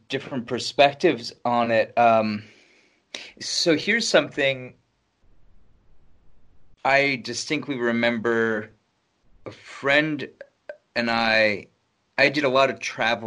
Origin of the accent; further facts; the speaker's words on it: New York City, New York, United States; as a New Yorker